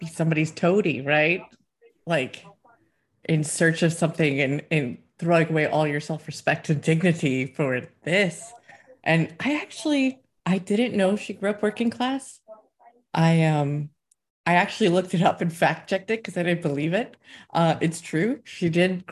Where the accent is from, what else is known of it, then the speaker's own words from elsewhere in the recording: United States; now in Scotland, United Kingdom; as an American